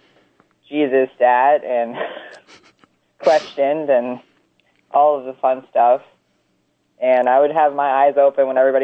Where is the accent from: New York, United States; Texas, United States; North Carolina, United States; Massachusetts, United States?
North Carolina, United States; moved away as an adult; now in North Dakota, United States; I'm from the South. I'm from North Carolina, born and raised and lived for a long time.